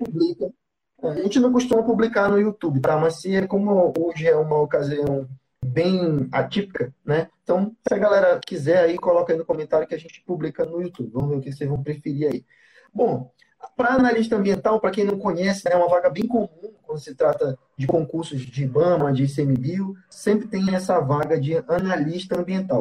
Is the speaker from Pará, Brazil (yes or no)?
yes; Belém, Pará, Brazil; Eu e o Harry somos de Belém